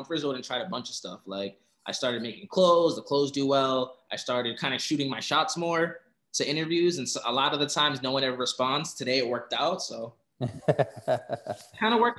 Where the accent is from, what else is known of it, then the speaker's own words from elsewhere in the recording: Providence, Rhode Island, United States; I'm from Providence, Rhode Island